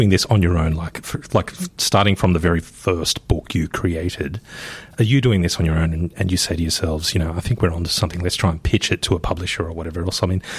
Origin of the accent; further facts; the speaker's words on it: Sydney, New South Wales, Australia; I used to live just off Bondi Road as a kid.